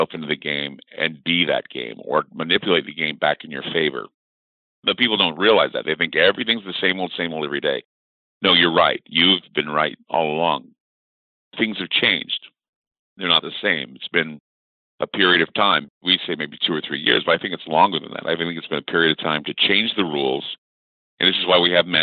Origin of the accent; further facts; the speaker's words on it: Salt Lake City, Utah, United States; I was born and raised in Salt Lake City, Utah.